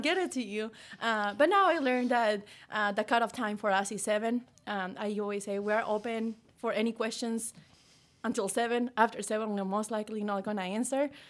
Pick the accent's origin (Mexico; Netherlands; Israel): Mexico; moved away as an adult; now in United States; I'm from Mexico, you know, and I moved here when I was eighteen